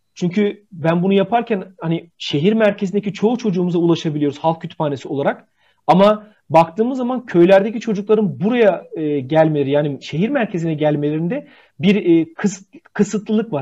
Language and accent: Turkish; Bitlis, Bitlis Province, Turkey; Bitlis'te tike deriz